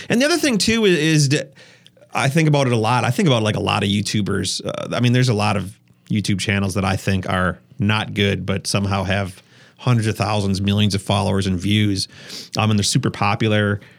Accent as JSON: {"language": "English", "region": "Wisconsin", "country": "United States", "said": "I'm from Wisconsin"}